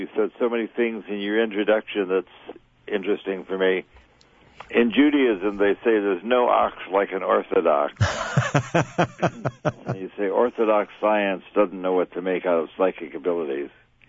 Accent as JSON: {"language": "English", "town": "New York City", "region": "New York", "country": "United States", "tie": "born or raised there", "said": "Well, I got involved in ESP growing up in New York City, where I was interested in stage magic."}